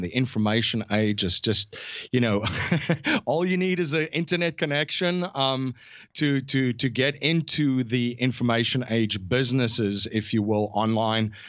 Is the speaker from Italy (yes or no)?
no; South Africa; moved away as an adult; now in United States; I'm originally from South Africa, born and raised. Um, I grew up in South Africa